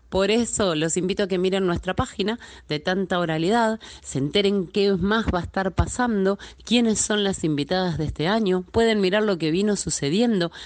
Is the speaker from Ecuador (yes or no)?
no; Buenos Aires, Argentina; Soy de Buenos Aires, Argentina